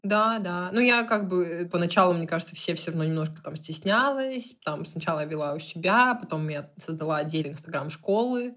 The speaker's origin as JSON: {"language": "Russian", "town": "Perm", "region": "Perm Krai", "country": "Russia", "also_born_or_lived": "Moscow", "moved": "as an adult", "said": "я сама из Перми"}